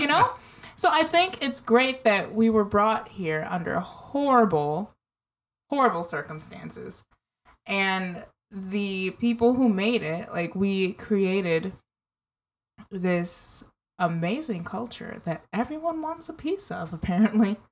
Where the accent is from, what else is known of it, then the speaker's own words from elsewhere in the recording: United States; I'm American.